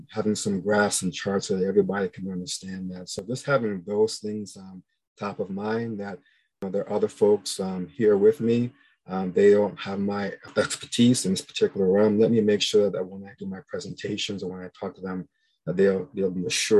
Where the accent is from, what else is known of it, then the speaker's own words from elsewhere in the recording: New York, United States; moved away as an adult; now in Houston, United States; I'm originally from New York and I came to Houston to the Baylor College of Medicine in 1998